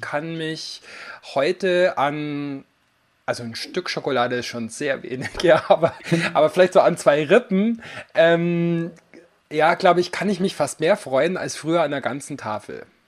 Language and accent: German; Allgäu, Bavaria, Germany; now in Garmisch-Partenkirchen, Germany; ich komme ursprünglich aus dem Allgäu